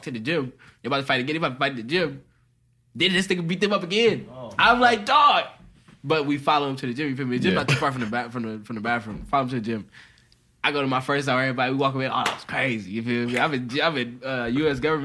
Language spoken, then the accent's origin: English; Detroit, Michigan, United States; also born or lived in Dearborn; I live in Dearborn, and I'm from Detroit